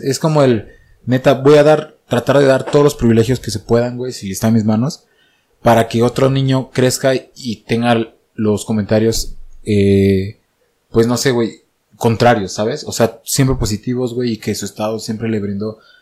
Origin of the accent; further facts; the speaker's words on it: Oaxaca, Mexico; now in Mexico City, Mexico; desde que yo salí de Oaxaca